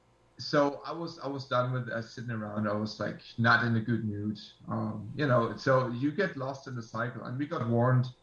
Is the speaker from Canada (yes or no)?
no; Germany; I'm from Germany